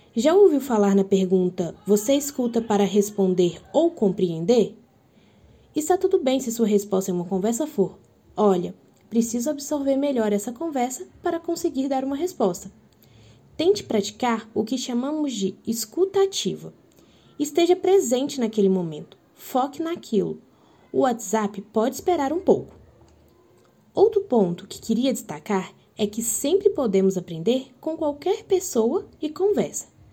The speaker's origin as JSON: {"language": "Portuguese", "region": "Minas Gerais", "country": "Brazil", "moved": "yes", "lives_now": "Campo Grande, Brazil", "said": "eu sou mineira"}